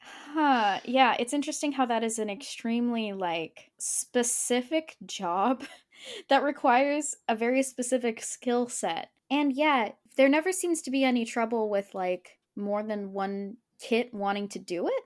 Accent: United States; as an American child

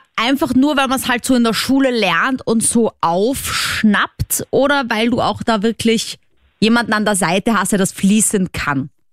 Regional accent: Vienna, Austria; als Wienerin

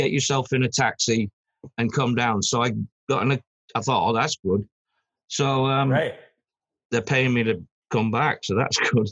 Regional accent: Manchester, North West England, United Kingdom; moved away; also born or lived in London; I come from Manchester, but I'd moved down to London

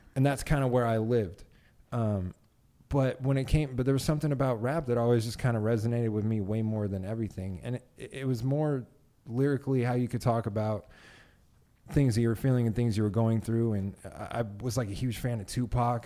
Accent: Las Vegas, Nevada, United States; I was raised in Vegas

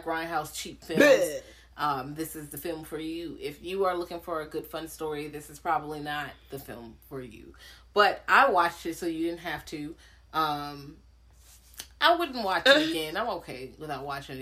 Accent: Richmond, Virginia, United States; I went to a smaller school, and I'm from Richmond. Like, Richmond is pretty black

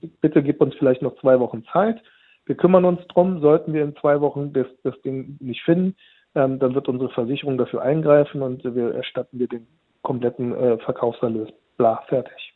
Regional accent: Turkey; bei uns in der Türkei

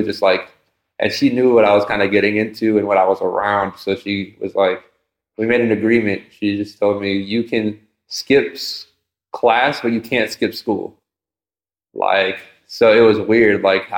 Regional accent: East Coast, United States; I'm from the East Coast, so battle rap is, culture is a thing.

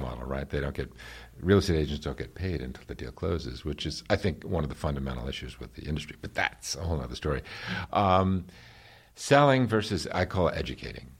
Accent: New York, United States; I grew up in New York

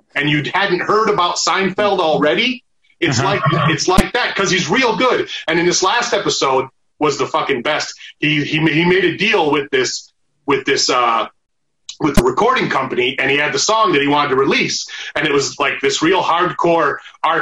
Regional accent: Arizona, United States; moved away as an adult; also born or lived in Michigan; now in Los Angeles, United States; i fucking grew up in arizona you know I, I, didn't have a lot. Of, I had a lot of black friends when I was uh, a kid in Michigan, not so much growing up in Arizona

